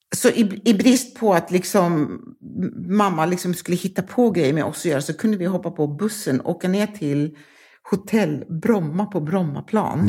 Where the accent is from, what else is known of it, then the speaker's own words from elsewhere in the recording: London, United Kingdom; also born or lived in Harrow; now in Malmö, Sweden; Jag är född i London, nordvästra